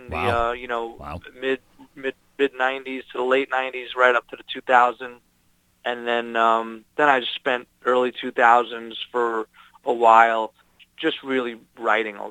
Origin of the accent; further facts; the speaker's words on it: Long Island, New York, United States; moved away as an adult; now in California, United States; I'm from New York. I grew up in Long Island, New York